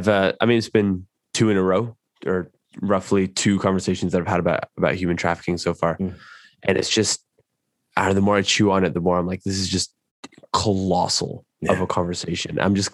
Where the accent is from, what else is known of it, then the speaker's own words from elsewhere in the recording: Lower Hutt, Wellington, New Zealand; now in United States; I was born in Lower Hutt, so it's just outside of Wellington. So it's kind of south part of the North Island. Wellington, New Zealand.